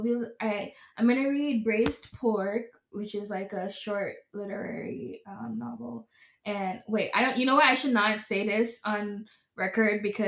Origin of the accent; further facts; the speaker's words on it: Jamaica; we are Jamaican